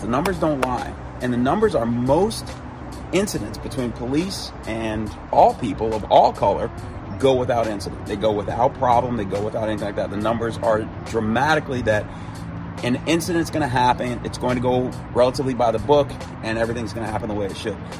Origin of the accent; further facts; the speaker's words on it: Chicago, Illinois, United States; moved away as an adult; also born or lived in South Carolina; when I was living in South Carolina after growing up in Chicago